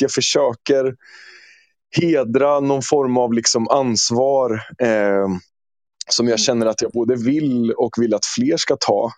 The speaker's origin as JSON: {"language": "Swedish", "town": "Norrköping", "region": "Östergötland", "country": "Sweden", "tie": "born or raised there", "said": "jag är född och uppvuxen i Norrköping"}